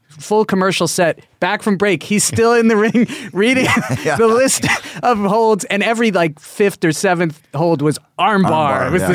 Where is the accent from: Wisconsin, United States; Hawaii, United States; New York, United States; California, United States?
New York, United States; Queens; I was living, growing up in Queens.